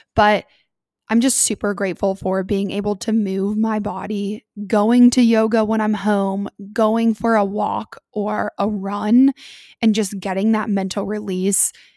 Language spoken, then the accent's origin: English; Columbus, United States; I'm originally from Columbus, but my family now lives in South Carolina.